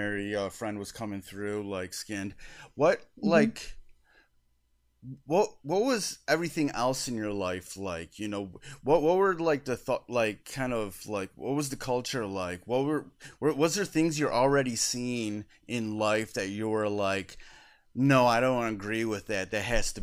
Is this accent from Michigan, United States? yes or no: yes; Detroit, Michigan, United States; I grew up in the Detroit area